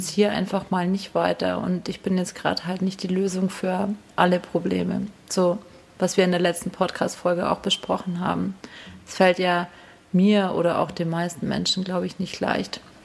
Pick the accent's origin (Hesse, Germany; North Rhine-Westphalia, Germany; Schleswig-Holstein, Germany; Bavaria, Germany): Bavaria, Germany; Hinterstein; es ist einfach auch meine Heimat